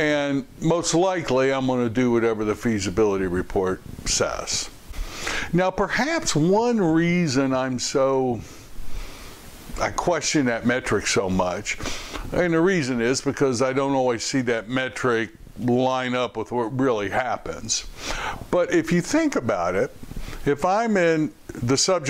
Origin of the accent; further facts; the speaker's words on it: Louisville, Kentucky, United States; my hometown, Louisville, Kentucky